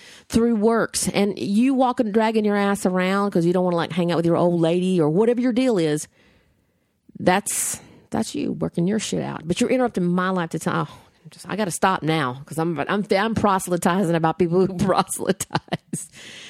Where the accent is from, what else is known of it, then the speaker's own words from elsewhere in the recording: the South, United States; I grew up in the South. I have been the person on the other side of the door.